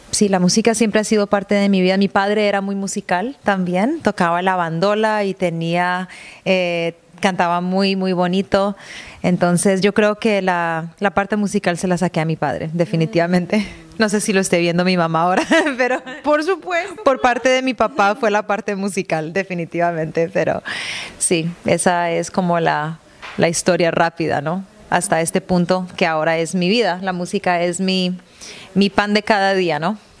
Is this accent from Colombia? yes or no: yes; Cali, Valle del Cauca, Colombia; moved away as an adult; also born or lived in Toronto, Canada / Seville, Spain; now in Vancouver, Canada; Yo nací en Toronto, pero mi padre era colombiano y por esta razón crecí en Cali, Colombia